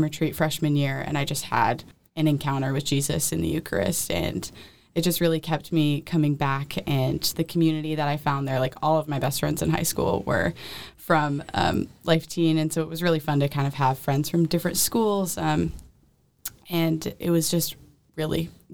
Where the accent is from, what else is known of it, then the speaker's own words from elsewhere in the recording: Marietta, Georgia, United States; moved away as an adult; also born or lived in Michigan; now in Nashville, United States; I grew up in Marietta, which is a suburb of Atlanta